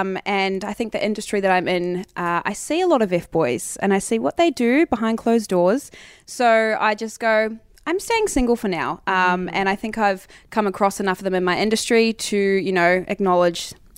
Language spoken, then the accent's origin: English; New Zealand; moved away as an adult; now in Melbourne, Australia; I moved to Melbourne from New Zealand when I was 18 and studied dancing for 3 years and then did that for a while with my best friend.